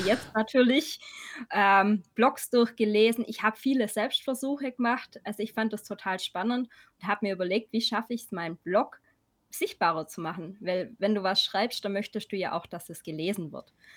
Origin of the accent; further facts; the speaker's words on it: Swabia, about 40 km from Ulm, Baden-Württemberg, Germany; accent: Swabian; komme aus dem Schwabenländle, wie man vielleicht hört. Ein bisschen. Circa 40 Kilometer von Ulm